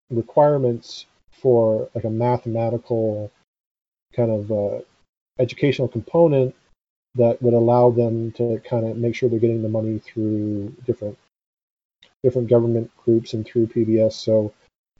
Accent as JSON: {"language": "English", "country": "Canada"}